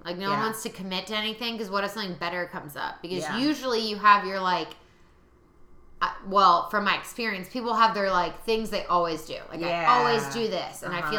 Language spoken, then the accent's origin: English; Columbus, Ohio, United States; growing up in Columbus